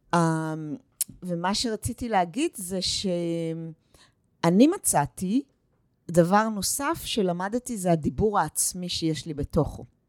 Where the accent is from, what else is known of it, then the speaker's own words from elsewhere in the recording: Northern Israel, Israel; also born or lived in United States; אני מגיעה מהצפון, ואני עובדת עם נשים מכל רחבי הארץ, ואני הגעתי מארצות הברית